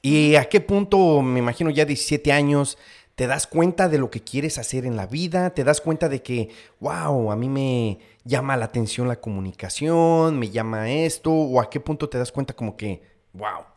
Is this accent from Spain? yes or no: no; Mexico; now in United States; yo nazco en México